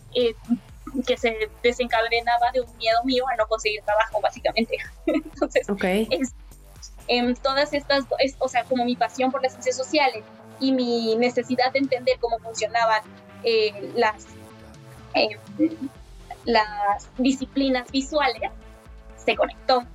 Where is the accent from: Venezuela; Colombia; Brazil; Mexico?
Mexico; mi país